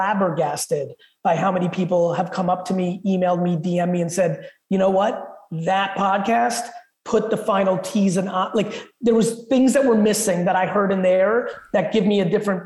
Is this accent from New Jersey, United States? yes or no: yes; Edison, New Jersey, United States; English is a second language; also born or lived in Soviet Union; I moved to Edison, New Jersey.